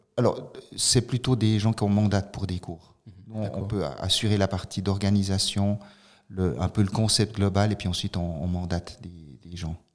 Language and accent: French; Fribourg, Switzerland; moved away as an adult; also born or lived in Italy; je suis d'origine de Fribourg, mais j'étais longtemps hors, hors, hors canton